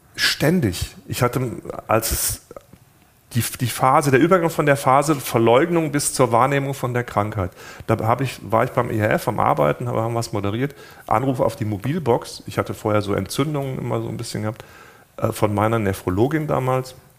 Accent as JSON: {"language": "German", "country": "Germany", "said": "bei uns in Deutschland"}